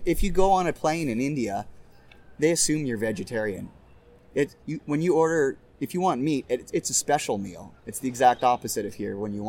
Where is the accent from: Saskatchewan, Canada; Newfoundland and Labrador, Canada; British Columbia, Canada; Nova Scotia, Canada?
Saskatchewan, Canada; Moose Jaw; now in United States; I'm from Moose Jaw, Saskatchewan.